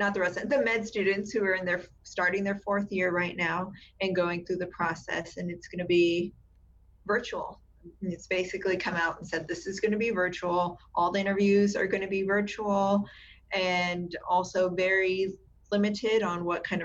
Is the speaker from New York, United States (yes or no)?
no; South Texas, United States; now in San Antonio, United States; I grew up in South Texas, more South Texas. So on the border region with Mexico